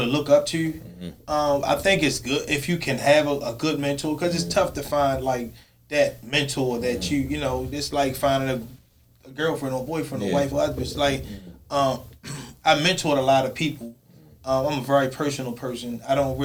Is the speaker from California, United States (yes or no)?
no; Baltimore, Maryland, United States; growing up in West Baltimore